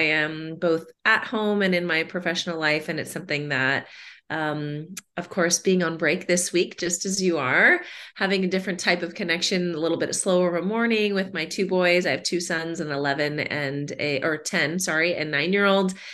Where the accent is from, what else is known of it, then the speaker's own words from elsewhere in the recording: Southern California, United States; moved away as an adult; now in Austin, United States; I'm originally from Southern California, born and oh, raised wow. in, uh, well, born in Northern California, but raised in Southern California, and made the trip out to Austin about 12 years ago